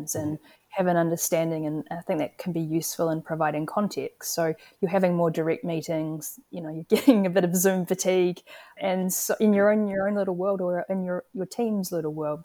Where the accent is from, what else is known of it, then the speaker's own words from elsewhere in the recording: New Zealand; I'm wearing my Kiwi hat